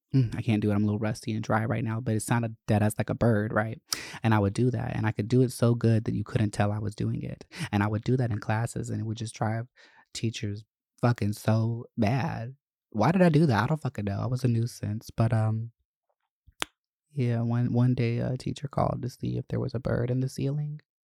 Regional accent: Winder, Georgia, United States; moved away; I grew up in Winder, which was just such a problematic fucking town to live

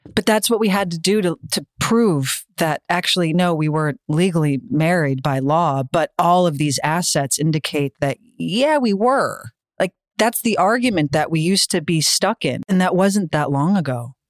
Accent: United States; I'm American

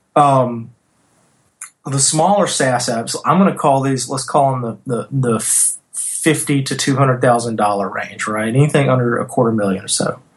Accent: North Louisiana, United States; moved away; I'm from North Louisiana, small town banker

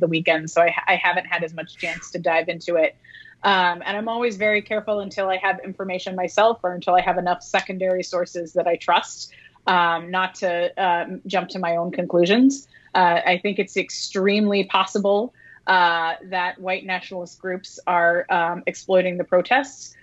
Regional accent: Kentucky, United States; I'm from Kentucky.

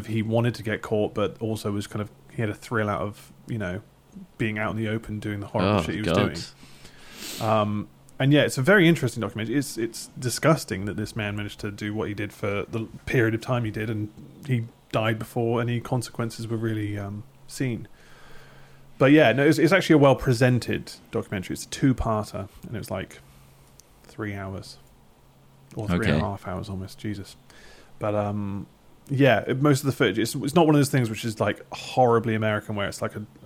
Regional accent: United Kingdom; I'm British

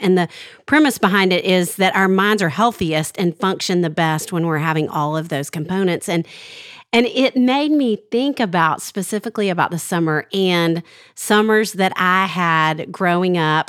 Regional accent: Arkansas, United States; when I was growing up in Arkansas

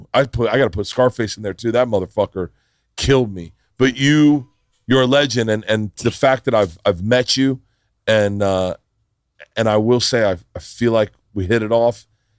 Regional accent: the South, United States; But I grew up in the South.

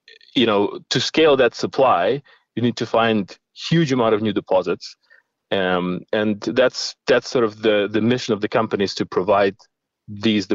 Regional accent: Ukraine; moved away as an adult; also born or lived in Middle East / Russia / Sydney, Australia; I was born in Ukraine

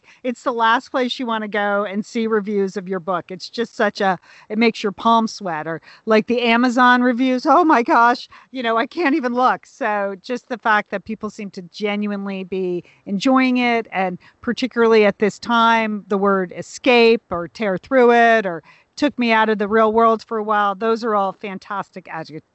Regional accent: hometown of the Pequot Library, Connecticut, United States; That's the library in the book, in my hometown library

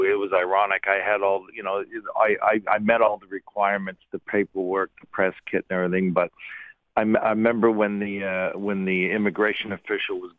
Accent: Ottawa, Ontario, Canada; moved away as an adult; we decided to move back to Ottawa because that's my hometown.

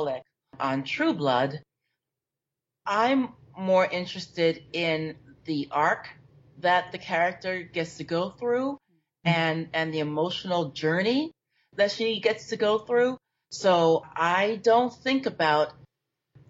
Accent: New York, United States; I grew up in New York, and I went to St. Mark's Methodist Church

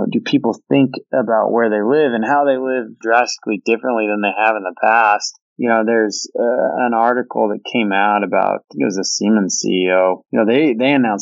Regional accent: Washington, United States; now in Austin, United States; I grew up in Washington, where that was kind of the norm in the winter, but moving to Austin

